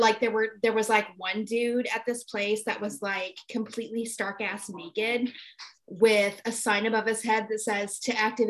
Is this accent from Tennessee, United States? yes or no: no; California, United States; also born or lived in New York; now in Albany, United States; I grew up in California. I'm a California girl, born and bred.